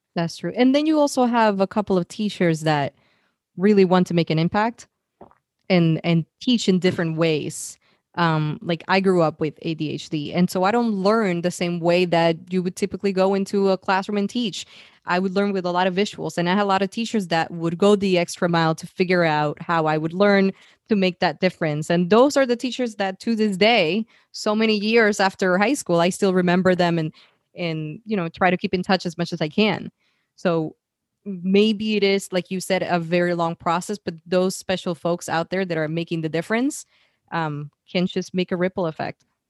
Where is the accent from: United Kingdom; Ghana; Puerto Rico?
Puerto Rico; moved away as an adult; also born or lived in San Francisco; I was born and raised in Puerto Rico